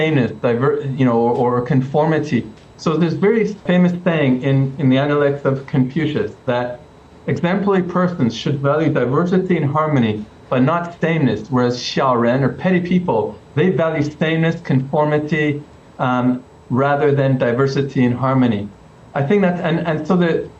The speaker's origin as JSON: {"language": "English", "country": "Canada", "also_born_or_lived": "United Kingdom / China", "moved": "as an adult", "said": "I'm from Canada"}